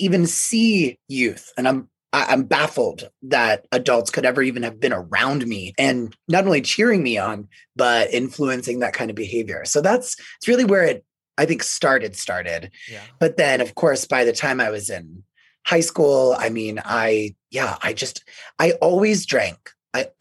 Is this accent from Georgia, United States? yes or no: no; Tampa, Florida, United States; now in Denver, United States; Growing up in Florida, in Tampa, we would say Trampa